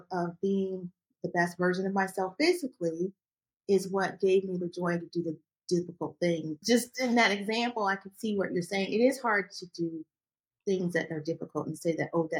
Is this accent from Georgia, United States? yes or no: yes; Augusta, Georgia, United States; I grew up in Georgia, Augusta, Georgia